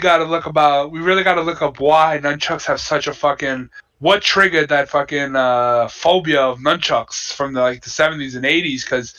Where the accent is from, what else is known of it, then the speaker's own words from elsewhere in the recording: United States; I'm American.